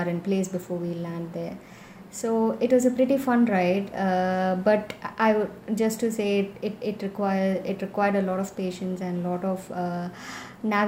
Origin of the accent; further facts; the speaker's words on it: Chennai, Tamil Nadu, India; I'm from Chennai and I'm a landscape and travel photographer.